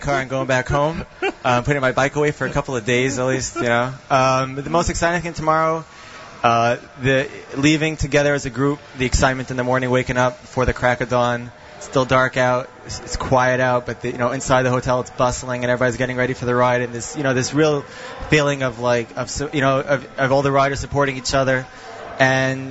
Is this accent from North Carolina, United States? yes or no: no; Brooklyn, New York, United States; now in Far Rockaway, United States; Originally from Brooklyn, now living in Far Rockaway.